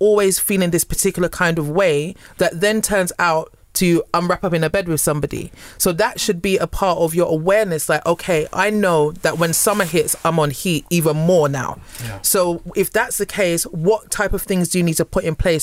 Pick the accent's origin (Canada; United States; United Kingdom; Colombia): United Kingdom; I'm British, especially when I'm speaking